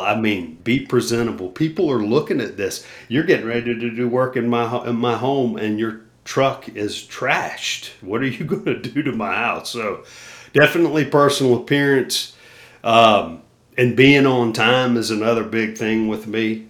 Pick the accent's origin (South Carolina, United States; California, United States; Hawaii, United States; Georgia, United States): South Carolina, United States; Myrtle Beach; my hometown, or close to my hometown in Myrtle Beach